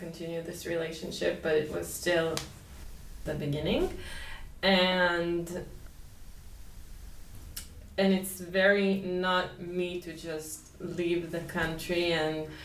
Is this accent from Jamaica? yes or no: no; Israel; moved away as an adult; I grew up in Israel my whole life.